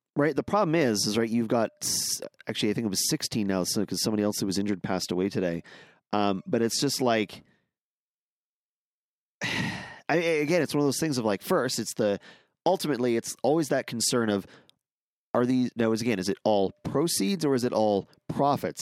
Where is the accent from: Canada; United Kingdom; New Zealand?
Canada; Southern Alberta; I grew up in Southern Alberta